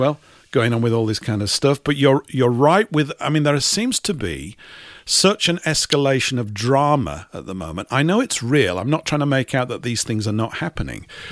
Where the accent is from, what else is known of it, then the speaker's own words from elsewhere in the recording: England, United Kingdom; an English type